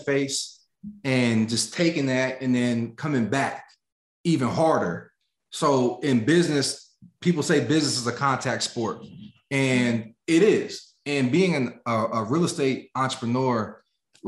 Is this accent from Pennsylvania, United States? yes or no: yes; the richest county in Pennsylvania, United States; moved away; 35% poverty rate in my hometown, yet situated in the richest county in Pennsylvania